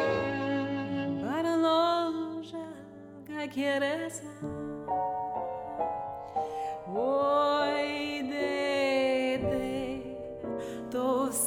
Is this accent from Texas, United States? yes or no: yes; Houston, Texas, United States; growing up in Houston, Texas